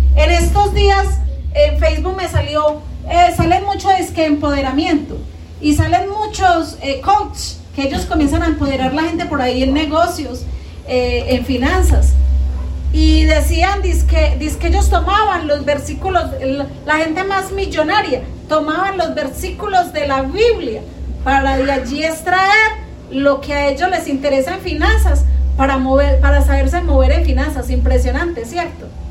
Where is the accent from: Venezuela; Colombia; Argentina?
Colombia; acá en Colombia, los colombianos somos muy habladores